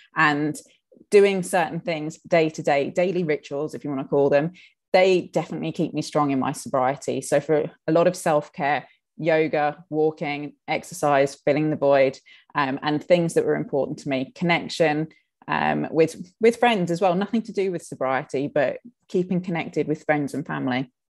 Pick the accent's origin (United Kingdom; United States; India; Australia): United Kingdom; us Brits